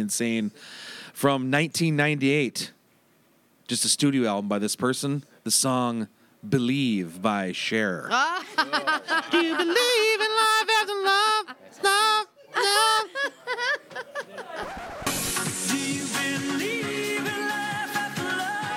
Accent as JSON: {"language": "English", "town": "Turtle Lake", "region": "Wisconsin", "country": "United States", "tie": "born or raised there", "moved": "yes", "said": "I was teaching summer school in my hometown of Turtle Lake, Wisconsin. I do every June. I go back home"}